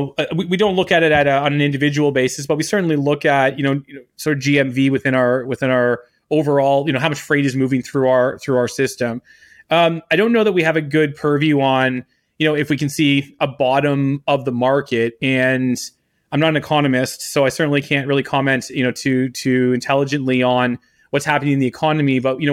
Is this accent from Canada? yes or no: yes; Canada; I'm Canadian, and look, I've been accused of worse, but I'm not a communist either.